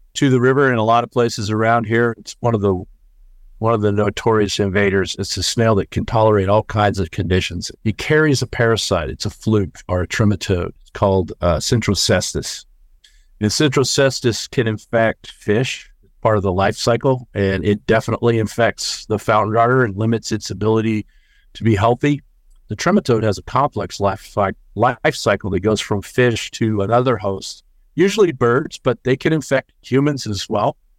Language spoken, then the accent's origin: English; Dallas, Texas, United States; moved away as an adult; now in San Marcos, United States; I'm originally from the Dallas-Fort Worth area, which is a couple hundred miles up the highway, but I moved down here about six, seven years ago